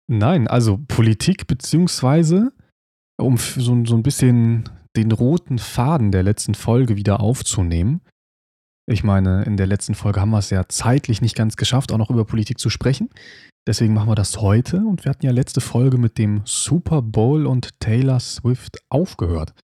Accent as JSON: {"language": "German", "country": "Germany", "said": "bei uns in Deutschland"}